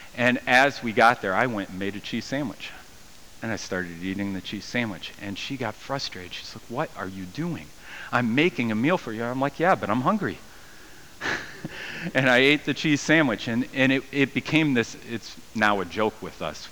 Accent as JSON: {"language": "English", "country": "United States", "said": "I'm American"}